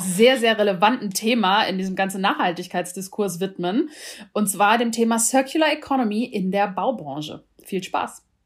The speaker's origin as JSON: {"language": "German", "country": "Germany", "said": "bei uns in Deutschland"}